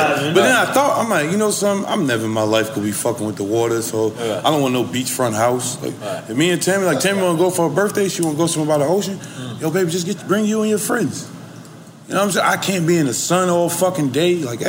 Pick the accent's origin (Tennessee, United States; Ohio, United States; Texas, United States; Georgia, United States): Georgia, United States; Clayton County; I'm from Clay County.